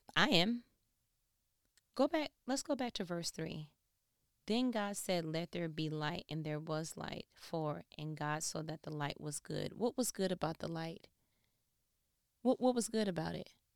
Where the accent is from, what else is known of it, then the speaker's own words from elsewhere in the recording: New York, United States; I'm from New York